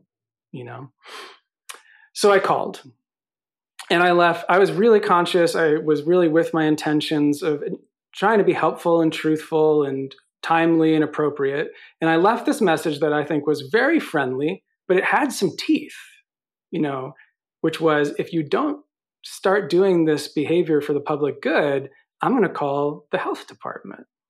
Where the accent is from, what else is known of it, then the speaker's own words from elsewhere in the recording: New York, United States; I'm from New York